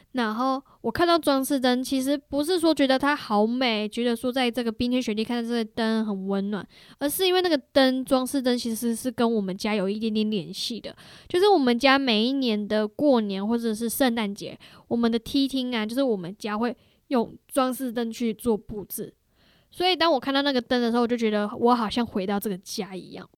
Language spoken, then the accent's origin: Chinese; Taiwan; moved away as an adult; also born or lived in Canada; 我们在台湾想的是杂货店的话